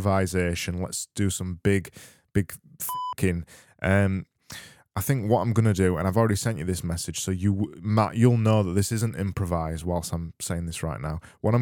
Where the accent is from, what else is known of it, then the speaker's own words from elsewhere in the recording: Yorkshire and the Humber, United Kingdom; accent: Yorkshire; It's my Yorkshire accent